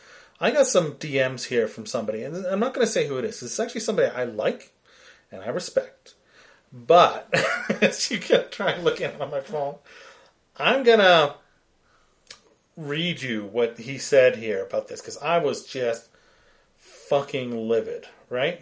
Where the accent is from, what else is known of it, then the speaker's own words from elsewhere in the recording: Calgary, Alberta, Canada; we're from Calgary, Alberta, Canada.